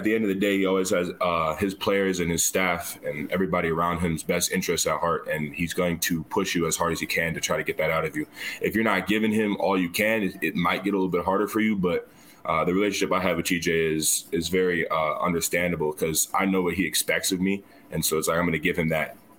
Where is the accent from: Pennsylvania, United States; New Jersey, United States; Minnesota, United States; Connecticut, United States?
Minnesota, United States; I'm from Minnesota, so I'm about 3 hours north of Ames.